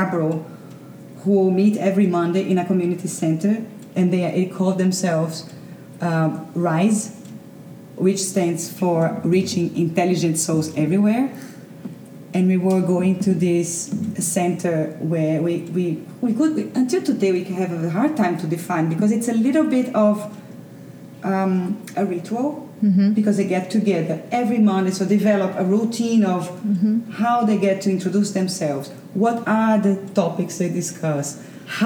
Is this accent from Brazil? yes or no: yes; Recife, Pernambuco, Brazil; also born or lived in Netherlands; we come from Recife to a city that is Toronto